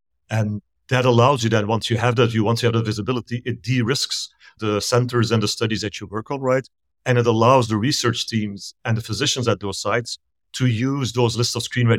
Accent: Belgium; moved away as an adult; also born or lived in Asia / Middle East; now in Pasadena, United States; I'm originally from Belgium in Europe, and I moved here close to 20 years ago. So it's been a long time, but I lived in Asia and the Middle East before. So I kept moving east until I found myself on the west coast of the US.

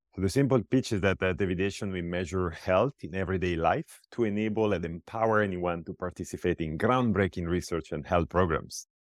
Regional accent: Pisa, Tuscany, Italy; moved away as an adult; also born or lived in Iowa City, United States; I come from Italy

